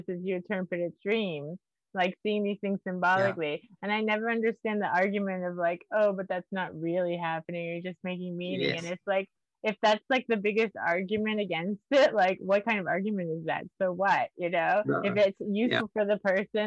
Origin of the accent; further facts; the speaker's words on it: Miami, Florida, United States; so I'm from Miami, and in Miami, when I was being trained